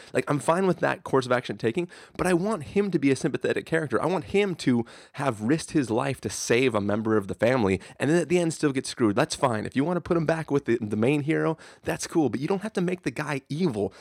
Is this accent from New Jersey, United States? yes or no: no; San Diego, California, United States; this, this is, like, basically my hometown